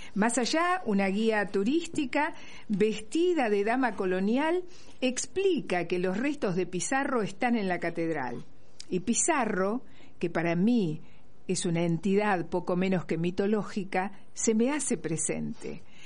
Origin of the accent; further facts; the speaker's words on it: Argentina; somos de Argentina, Sudamérica